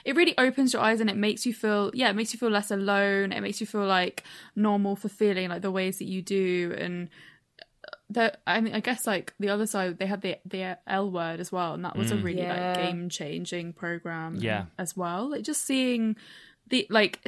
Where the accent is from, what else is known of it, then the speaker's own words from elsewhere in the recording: Brighton, South East England, United Kingdom; I grew up in Brighton, and like it was great growing up in Brighton